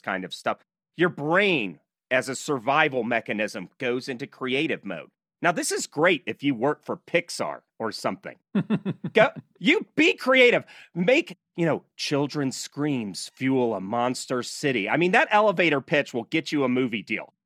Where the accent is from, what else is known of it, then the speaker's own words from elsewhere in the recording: Nashville, Tennessee, United States; now in Utah, United States; I'm from Nashville before I moved out to Utah